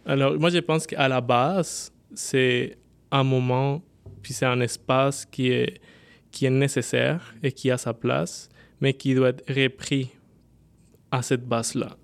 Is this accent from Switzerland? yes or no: no; Bogotá, Colombia; French is a second language; moved away as an adult; now in Quebec, Canada; originaire de la Colombie. J'ai 29 ans, je suis né à Bogota et je suis arrivé au Québec il y a 6 ans.